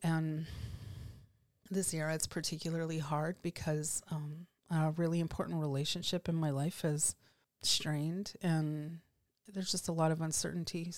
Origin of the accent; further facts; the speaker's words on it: Canada; here as Canadian lawyers